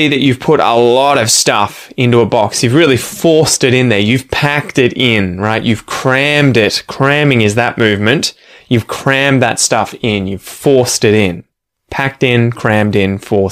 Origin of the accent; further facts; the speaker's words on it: Ocean Grove, Victoria, Australia; now in Curlewis, Australia; my hometown would be, I guess, Ocean Grove. We now live in a place called Curlewis